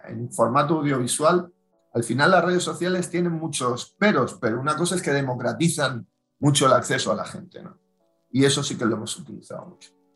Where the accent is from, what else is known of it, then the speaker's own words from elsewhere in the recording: Spain; como ciudadanos españoles